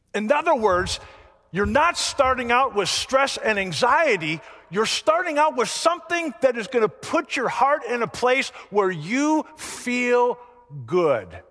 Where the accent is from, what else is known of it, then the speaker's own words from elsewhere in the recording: the North, United States; moved away; also born or lived in Florida; I grew up in the North.